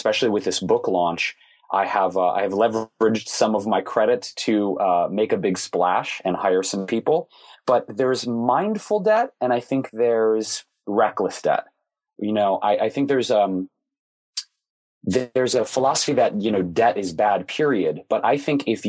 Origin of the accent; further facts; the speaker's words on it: Detroit, Michigan, United States; Growing up in Detroit, most everybody worked for one of the big three automakers.